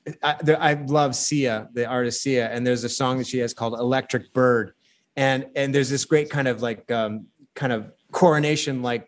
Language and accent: English; Saginaw, Michigan, United States; my hometown of Saginaw, Michigan